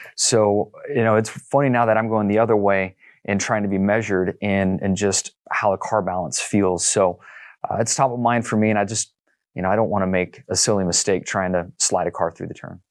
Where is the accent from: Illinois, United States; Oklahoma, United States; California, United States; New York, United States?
California, United States; El Cajon; where I grew up in El Cajon was really kind of at the edge of, um, development at that point in time